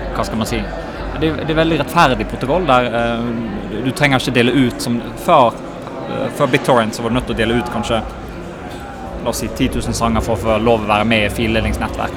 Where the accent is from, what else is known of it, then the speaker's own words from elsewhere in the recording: Bergen, Vestland, Norway; accent: Bergen dialect; also born or lived in Sweden; Jeg er ikke fra Norge, jeg er fra Bergen